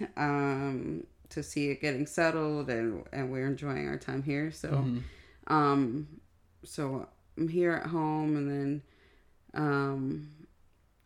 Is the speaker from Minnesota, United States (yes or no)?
no; Indianapolis, Indiana, United States; Born in Indianapolis, Indiana.